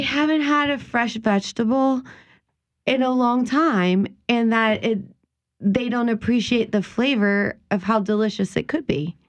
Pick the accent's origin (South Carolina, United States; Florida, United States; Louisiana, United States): Louisiana, United States; South; the things that we grew up here in South Louisiana